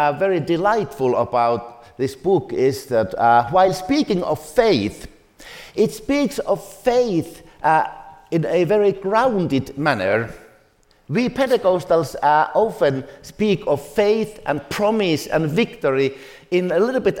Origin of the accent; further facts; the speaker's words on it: Finland; I come from Finland.